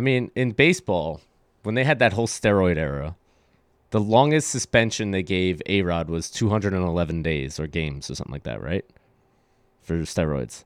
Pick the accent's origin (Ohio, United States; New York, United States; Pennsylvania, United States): New York, United States; New York City; now in New Jersey, United States; I'm, I'm, like, so happy to live out in Jersey now 'cause I'm, I'm from Brooklyn